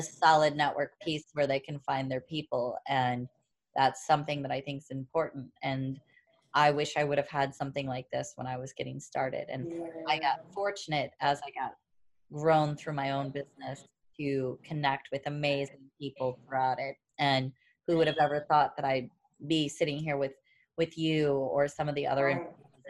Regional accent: Warrenton, Missouri, United States; now in La Jolla, United States; I'm not from St. Louis. I'm from Warren. Originally

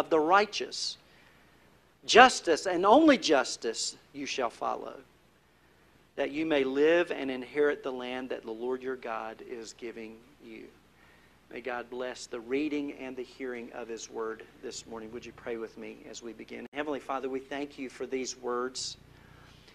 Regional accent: North Carolina, United States; I'm from North Carolina

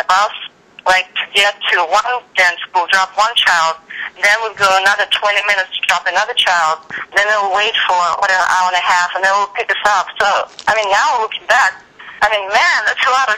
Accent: Odesa, Odesa Oblast, Ukraine; moved away as an adult; now in Los Angeles, United States; I'm originally from Odessa, Ukraine. It's a seaport on the Black Sea, and it's where I grew up

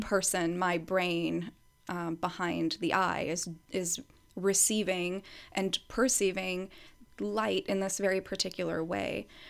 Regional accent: United States; I was born and raised in the U S

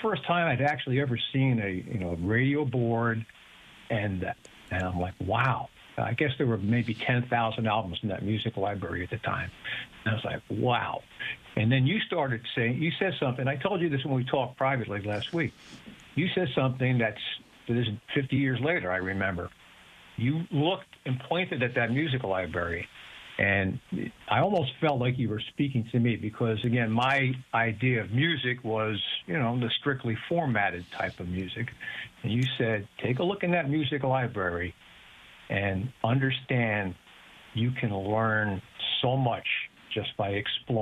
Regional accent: Bloomfield, New Jersey, United States; moved away as an adult; also born or lived in Brooklyn, New York / Hamden, Connecticut; now in Stamford, United States; I was born in Brooklyn, grew up in Bloomfield, New Jersey

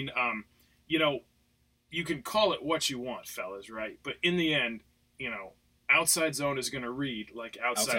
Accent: New Jersey, United States; moved away as an adult; also born or lived in Charlottesville, Virginia; Born and raised in Jersey.

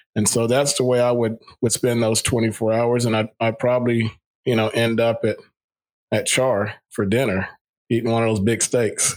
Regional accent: Central Florida, United States; moved away as an adult; also born or lived in Africa; now in Jackson, United States; We grew up in Central Florida around a lot of spring training sites and facilities

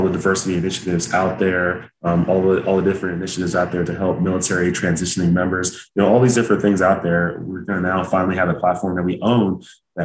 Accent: Dallas, Texas, United States; originally I'm from Dallas, Texas, and both of my parents are immigrants from Nigeria

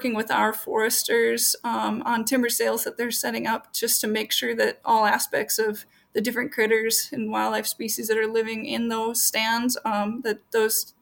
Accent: Minneapolis–Saint Paul, Minnesota, United States; Grew up in the metro area in the Twin Cities

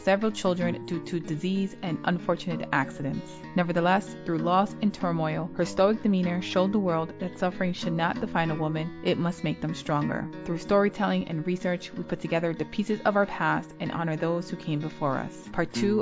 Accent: New York City, New York, United States; now in upstate New York, United States; Originally from the Bronx, New York, I currently live and teach in upstate New York

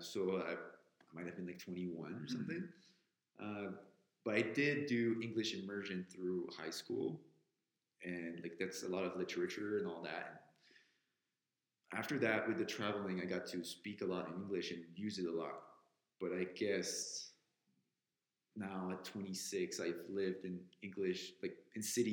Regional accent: Quebec City, Quebec, Canada; my hometown of Quebec City

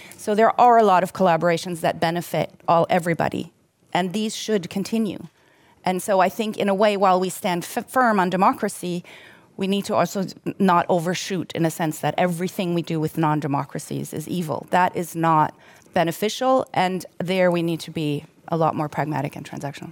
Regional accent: Germany; now in Sweden; somebody who, who grew up in Germany

